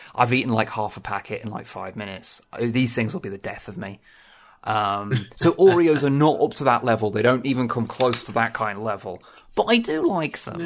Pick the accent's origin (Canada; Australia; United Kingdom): United Kingdom; England; I'm English